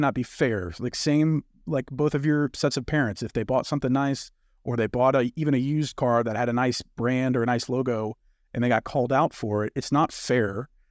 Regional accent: Louisiana, United States; I grew up in Louisiana.

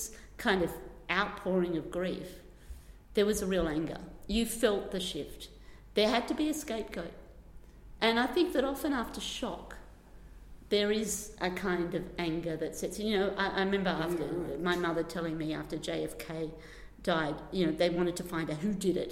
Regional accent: Australia; moved away; also born or lived in London; I'm Australian

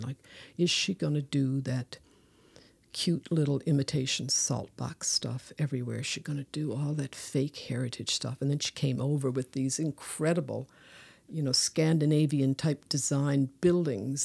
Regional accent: Newfoundland and Labrador, Canada

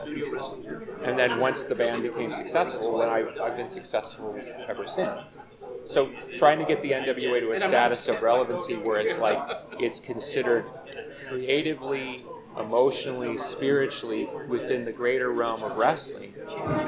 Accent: Chicago, Illinois, United States; I grew up in the Chicago version.

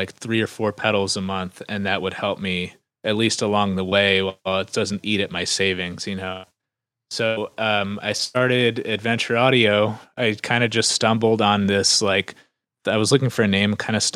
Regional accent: New Jersey, United States; moved away as an adult; also born or lived in Philadelphia; I grew up in New Jersey

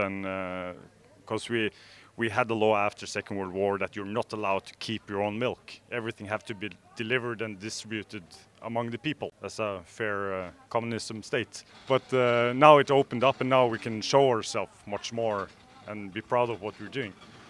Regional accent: Norway; born or raised there; English is a second language

